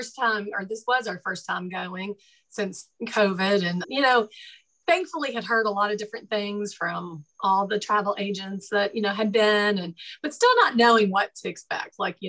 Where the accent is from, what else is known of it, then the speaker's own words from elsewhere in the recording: Indiana, United States; I grew up in Indiana